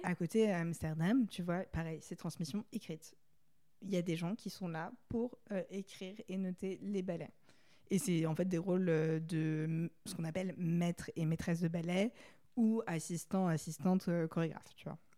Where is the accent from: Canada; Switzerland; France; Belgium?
France; Paris, Île-de-France; j'ai grandi j'habite à Paris